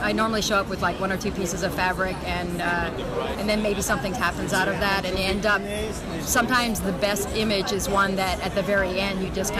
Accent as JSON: {"language": "English", "country": "United States", "lives_now": "Switzerland", "said": "because of coming from two cultures, being both American and Iranian, living in Switzerland"}